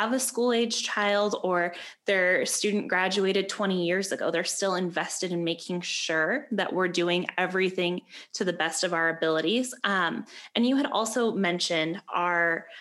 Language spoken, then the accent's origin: English; Peoria, United States; the only time I was away from Peoria was during that like 4 to 5 year range